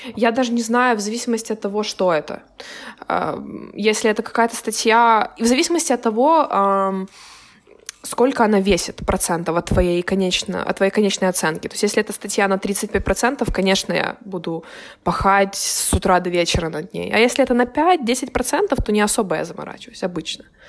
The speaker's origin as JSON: {"language": "Russian", "region": "Kyiv", "country": "Ukraine", "moved": "yes", "said": "я из Украины"}